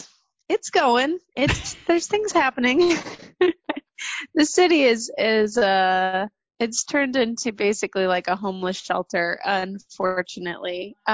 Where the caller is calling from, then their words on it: San Francisco, California, United States; I am in California in San Francisco.